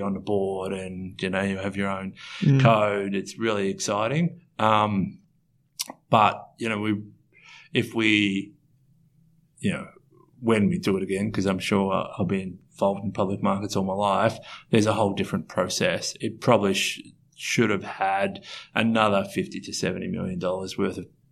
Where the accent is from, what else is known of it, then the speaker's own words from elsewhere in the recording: Australia; we're from Australia.